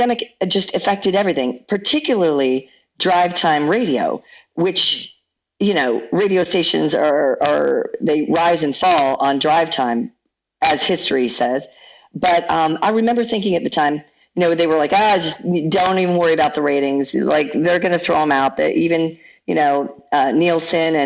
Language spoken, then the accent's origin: English; Seattle, Washington, United States; Seattle, actually, which is my hometown